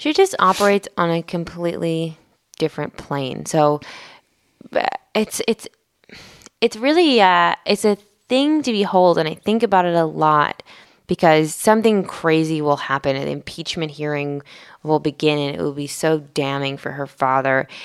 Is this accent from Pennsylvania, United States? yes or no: yes; outside of Philadelphia, Pennsylvania, United States; I grew up outside of Philadelphia in the suburban counties there